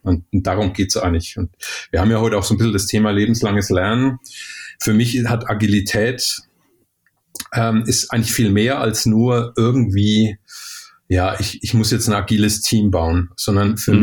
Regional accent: Germany; moved away; also born or lived in Sydney, Australia; bei uns in Deutschland

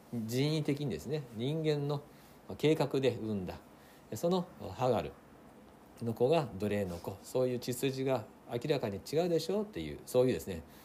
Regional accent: Japan; 日本人の私たち

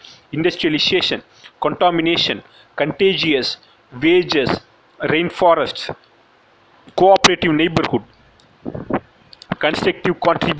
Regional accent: Theni, Tamil Nadu, India; English is a second language; I hail from Theni, a small town in Tamil Nadu.

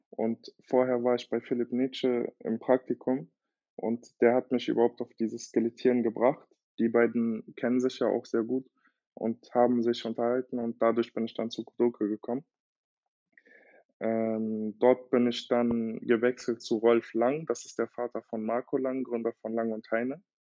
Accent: Berlin, Germany; ich bin äh, 26 Jahre alt und ich komme aus Berlin ursprünglich, habe brasilianische Wurzeln

